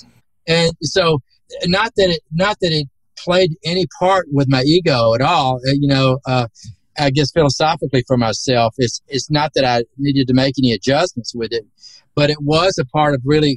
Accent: Southern United States, United States; accent: Southern; my Southern accent

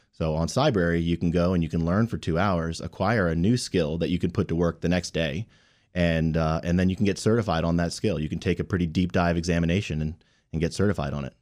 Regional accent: Rockville, Maryland, United States; also born or lived in North Carolina; I grew up here in Rockville and, and came back after, after college.

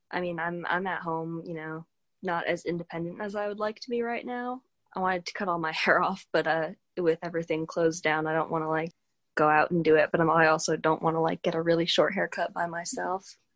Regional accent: Bethel, Connecticut, United States; I am from Bethel, Connecticut

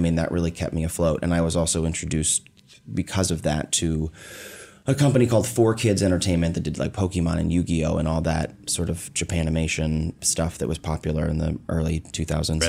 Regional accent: Omaha, Nebraska, United States; I was born in Omaha, Nebraska

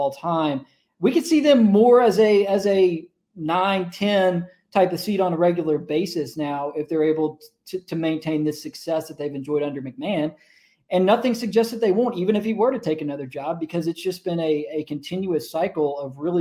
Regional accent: Memphis, Tennessee, United States; I'm from Memphis

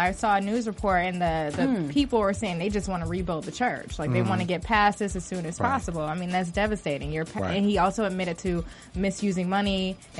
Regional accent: Alabama, United States; my home state of Alabama

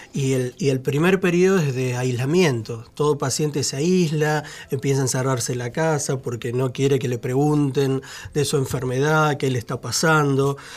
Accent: Santa Fe, Argentina; now in Buenos Aires, Argentina; nosotros somos de Santa Fe, de un pueblito de 3.000 habitantes

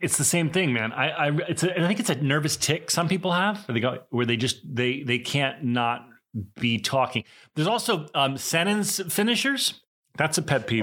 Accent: East Coast, United States; the stereotypic East Coast Jewish, you know, guy

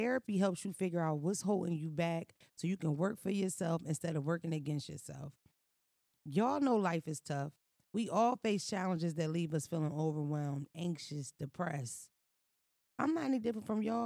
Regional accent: United States; I grew up in America

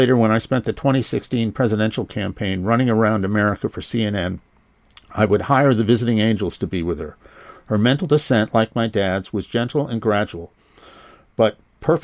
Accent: Massachusetts, United States; moved away as an adult; also born or lived in Washington; I was growing up in Massachusetts

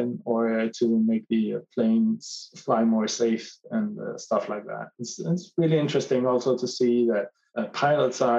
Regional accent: Copenhagen, Capital Region of Denmark, Denmark; I am from Copenhagen in Denmark in Europe

